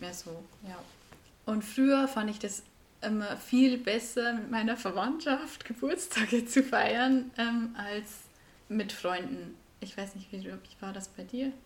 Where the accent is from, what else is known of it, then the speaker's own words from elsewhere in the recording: Bavaria, Germany; accent: Bavarian; Wir kommen beide aus Bayern, sprechen Bayern